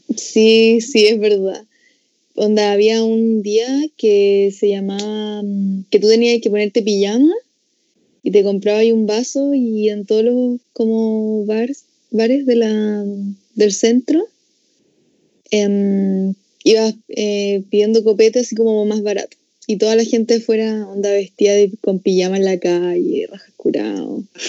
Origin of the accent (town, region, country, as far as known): Chile